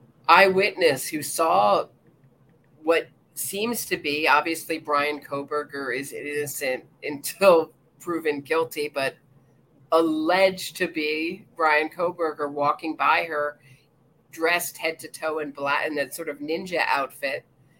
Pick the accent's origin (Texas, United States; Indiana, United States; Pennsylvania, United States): Pennsylvania, United States; I don't know if we have turn on right in Pennsylvania. That happens to be my home state.